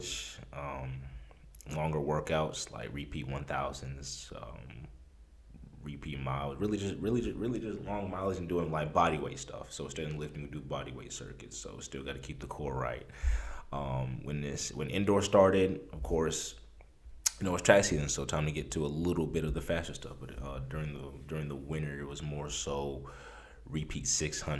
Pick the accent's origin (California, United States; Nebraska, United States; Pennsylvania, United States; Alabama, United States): Nebraska, United States; Omaha; moved away; I'm originally from Omaha, Nebraska, of all places.